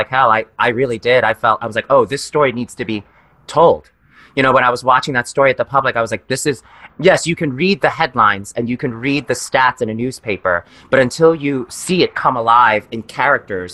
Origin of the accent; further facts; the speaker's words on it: New York City, New York, United States; as a person of color growing up in New York City with immigrant parents